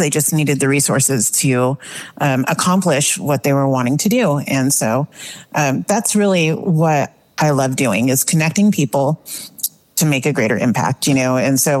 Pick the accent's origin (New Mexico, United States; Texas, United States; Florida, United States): New Mexico, United States; moved away as an adult; now in Tucson, United States; I grew up in New Mexico. And as my parents got a little older, we felt the need to move home. And so I had lived in New Mexico over the last 8 years.